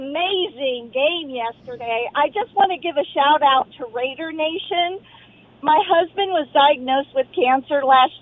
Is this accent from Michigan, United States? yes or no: no; California, United States; now in Las Vegas, United States; we're transplants from Northern Cal here in Las Vegas.